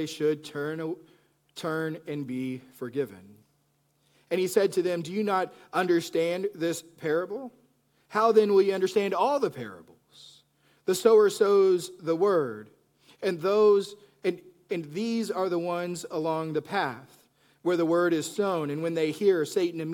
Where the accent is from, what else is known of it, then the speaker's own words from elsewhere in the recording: Plainview, Texas, United States; moved away; I grew up in Plainview, Texas.